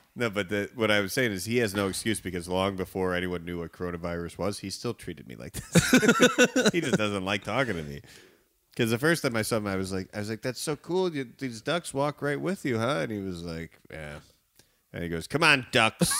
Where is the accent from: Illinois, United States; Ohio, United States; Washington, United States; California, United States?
Illinois, United States; Evanston; also born or lived in Chicago; I live in, um, uh, neighborhood of Chicago called Edgewater, and I, I grew up in Evanston